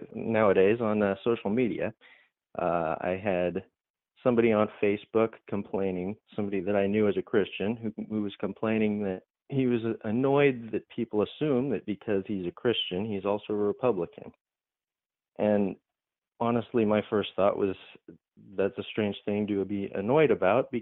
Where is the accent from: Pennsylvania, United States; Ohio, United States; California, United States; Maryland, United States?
California, United States; Huntington Beach; I grew up in Southern California. I was born in Huntington Beach, and I've pretty much lived here my whole life